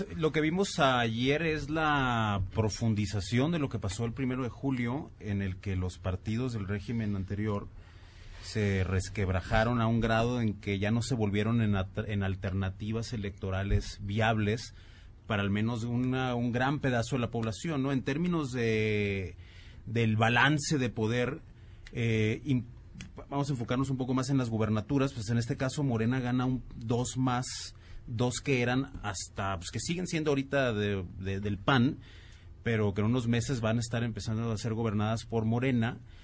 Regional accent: Mexico; somos país vecino de Estados Unidos

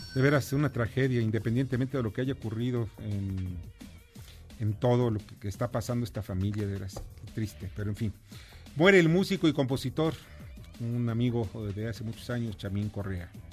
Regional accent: Mexico

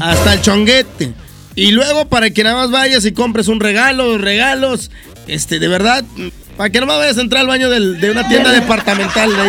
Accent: Mexico; soy mexicano, así somos los mexicanos

